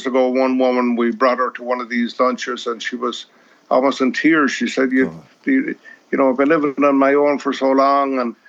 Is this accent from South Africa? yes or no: no; Leinster, Ireland; But I never go to Ireland without going to Galway, and I'm from Westmeath myself.